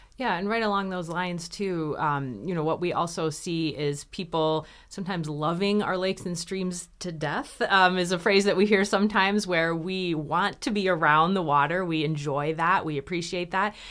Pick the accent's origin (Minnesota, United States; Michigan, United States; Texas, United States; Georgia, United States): Michigan, United States; I grew up here in Michigan